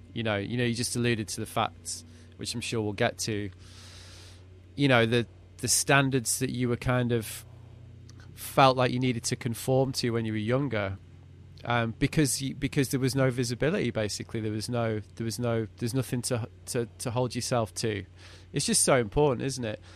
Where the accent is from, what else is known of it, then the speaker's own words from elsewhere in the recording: United Kingdom; As a Brit coming over from a British winter